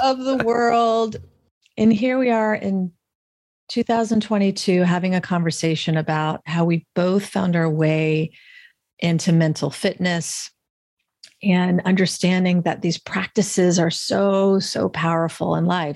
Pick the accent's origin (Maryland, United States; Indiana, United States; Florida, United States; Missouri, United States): Florida, United States; I grew up in a really, like, beautiful, wonderful middle class experience in the South. I'm from Florida originally